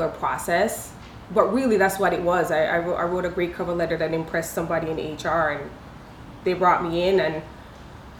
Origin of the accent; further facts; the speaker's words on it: Jamaica; also born or lived in India; now in Los Angeles, United States; Growing up in Jamaica